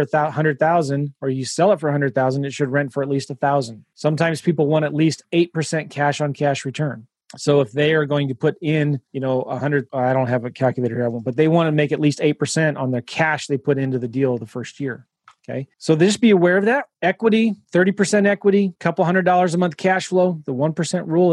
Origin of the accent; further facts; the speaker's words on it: San Diego, California, United States; moved away; I'm from San Diego. My mom still lives there.